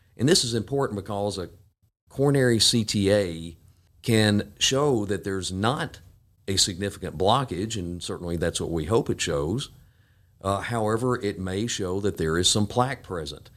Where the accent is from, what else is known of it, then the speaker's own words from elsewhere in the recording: Jackson, Tennessee, United States; also born or lived in Knoxville, Tennessee / Memphis, Tennessee; I grew up here in Jackson and came back in two thousand two.